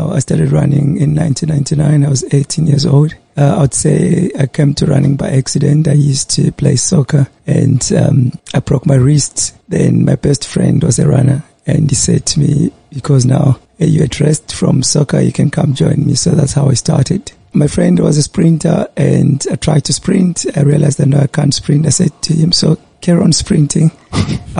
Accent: Bulawayo, Zimbabwe; moved away as an adult; also born or lived in Pretoria; now in Durban, South Africa; I was born in Bulawayo, 1982, and I moved up here in 2004.

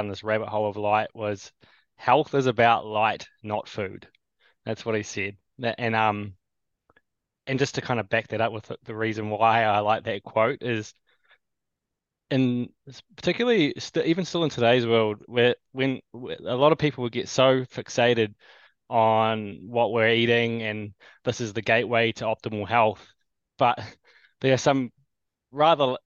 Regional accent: New Zealand; also born or lived in Canada / Australia; born in Little Old New Zealand here. Been here most of my life.

